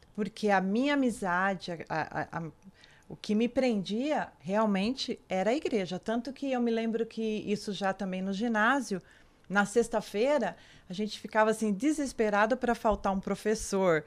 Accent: São Paulo, Brazil; a minha infância mesmo foi em São Paulo.

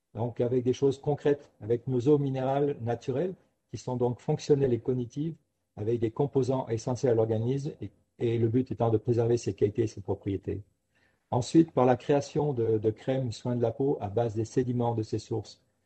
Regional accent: Ardèche, Auvergne-Rhône-Alpes, France; moved away; also born or lived in Paris; en revenant dans mon pays d'origine, en Ardèche

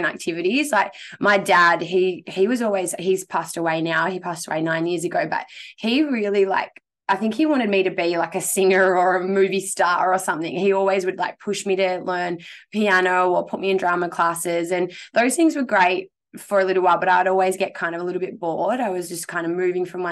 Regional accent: Darwin, Northern Territory, Australia; now in Melbourne, Australia; I grew up on Larrakia country. So that is up in the beautiful tropics in Darwin in the Northern Territory.

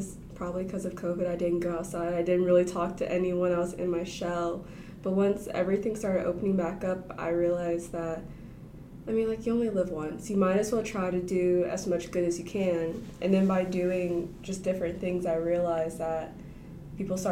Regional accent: Benton, Arkansas, United States; I'm from Benson, Arkansas

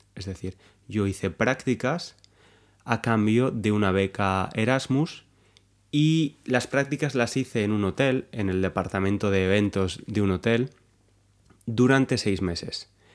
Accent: Valencia, Valencian Community, Spain; moved away as an adult; now in London, United Kingdom; aunque soy español, soy de Valencia, que es una de las ciudades más grandes en España, en el este de España

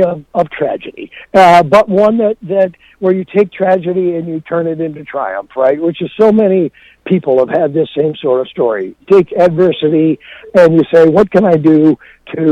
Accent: Rockford, Illinois, United States; Rockford, Illinois, which is my hometown

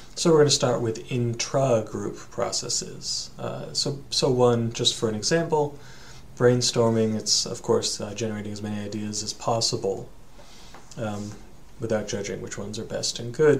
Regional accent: United States; also born or lived in Japan; you and I, we're Americans

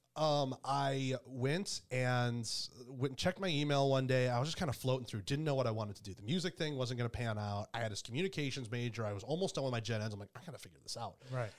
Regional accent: Detroit, Michigan, United States; moved away as an adult; also born or lived in Carolina; now in Columbus, United States; Grew up and born in Michigan

